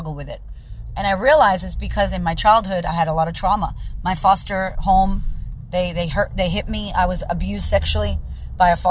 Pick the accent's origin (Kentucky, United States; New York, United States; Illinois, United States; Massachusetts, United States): Massachusetts, United States; Framingham; moved away as an adult; now in Melbourne, Australia; Framingham, Massachusetts, where I grew up